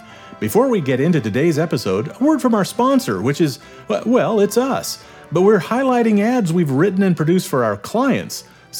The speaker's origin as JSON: {"language": "English", "region": "Nebraska", "country": "United States", "tie": "born or raised there", "said": "I grew up in Nebraska."}